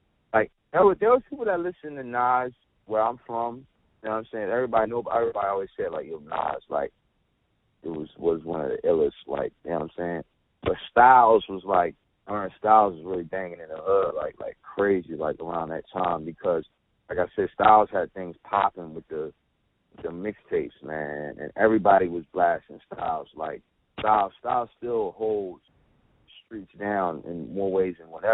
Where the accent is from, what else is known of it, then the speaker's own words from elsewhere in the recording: New Jersey, United States; I was born and raised out here